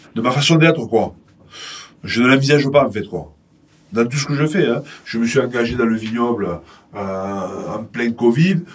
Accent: Montpellier, Occitania, France; also born or lived in Pépieux, Minervois / Castres; je suis né à Montpellier il un certain temps, trop longtemps d'ailleurs. J'ai fait une formation de Vitiono. Euh, mes parents étaient exploitants viticoles dans le Minervois, exactement à Pépieux

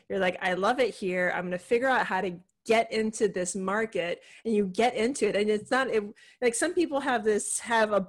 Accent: Hawaii, United States; moved away; I'm originally from Hawaii

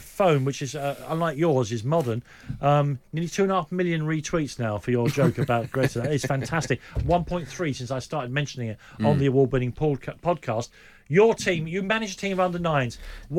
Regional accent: London, United Kingdom; I grew up in Islington.

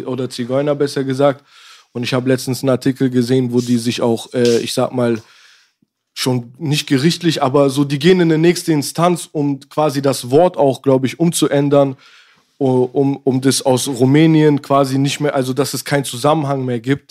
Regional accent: Nürtingen, Baden-Württemberg, Germany; also born or lived in Berlin; geboren Berlin 93, hier habe ich gelebt, bis ich äh, sieben, sieben, acht war dann äh, rüber in eine Kleinstadt in der Nähe von Stuttgart. Nürtingen.

